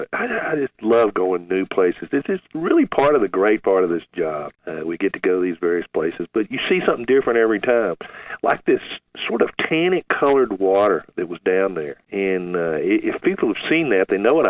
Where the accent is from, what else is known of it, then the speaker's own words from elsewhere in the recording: Galveston, Texas, United States; I grew up near Galveston, where we had deep channels, shallow bays